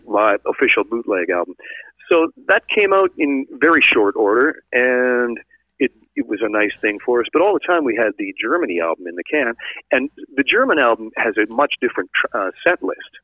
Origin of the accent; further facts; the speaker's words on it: Sault Ste. Marie, Ontario, Canada; I'm originally from Sault Ste. Marie